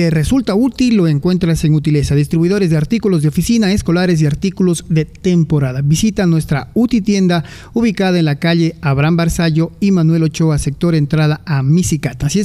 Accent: Cuenca, Azuay, Ecuador; Como somos los cuencanos, ¿no?

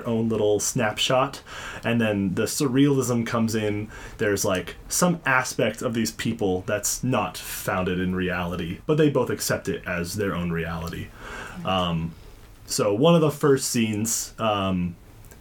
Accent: Oregon, United States; moved away as an adult; now in Canada; I'm from Oregon

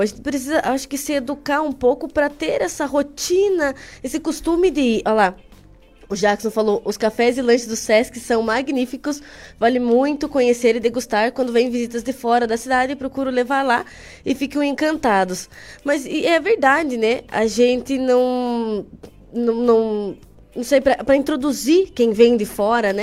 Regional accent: Carambeí, Paraná, Brazil; moved away as an adult; now in Ponta Grossa, Brazil; Eu moro aqui faz uns quatro anos, mas eu sou de Carambeí.

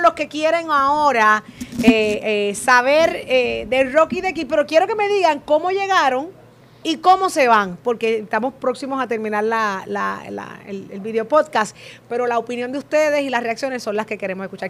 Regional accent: Ponce, Puerto Rico; soy de Ponce

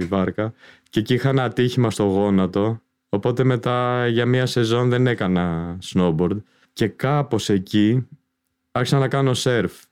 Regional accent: Athens, Attica, Greece; Γεννήθηκα το 70, 53 και κάτι τώρα. Ε, μεγάλωσα στην Αθήνα

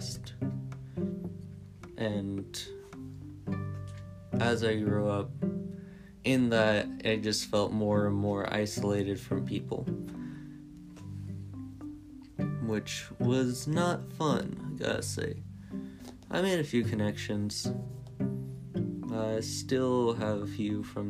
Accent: California, United States; I grew up in California with my parents

